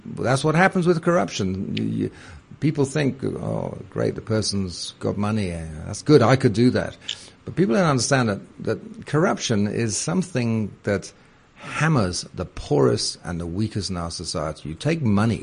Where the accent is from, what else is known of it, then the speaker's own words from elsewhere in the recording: United Kingdom; moved away as an adult; now in South Africa; as you can tell from my voice, I'm British originally